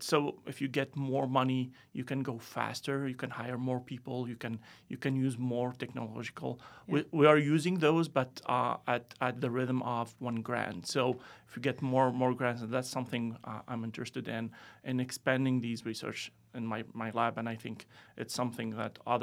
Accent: Tunisia; moved away as an adult; also born or lived in France; now in United States; I'm originally from Tunisia

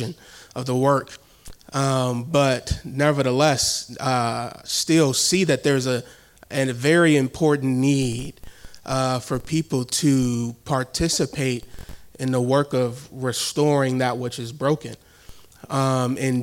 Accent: Milwaukee, Wisconsin, United States; also born or lived in northern Chicago suburbs; I am from Milwaukee.

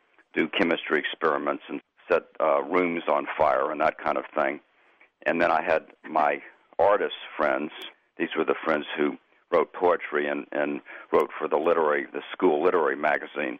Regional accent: Memphis, Tennessee, United States; I grew up in Memphis, Tennessee

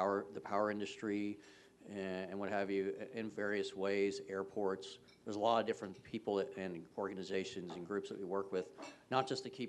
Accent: South Florida, United States; moved away as an adult; also born or lived in North Carolina; now in Kansas, United States; I grew up in South Florida.

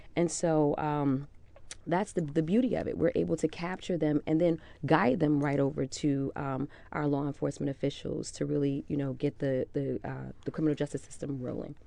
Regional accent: United States; I'm from the South Ward

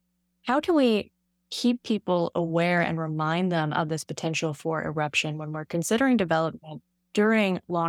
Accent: Hawaii Island, United States; I grew up on Hawaii Island

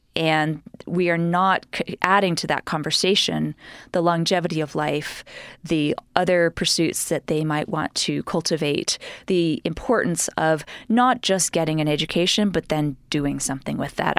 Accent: New York City, New York, United States; moved away as an adult; now in Utah, United States; growing up in New York, going to my, my all girls school

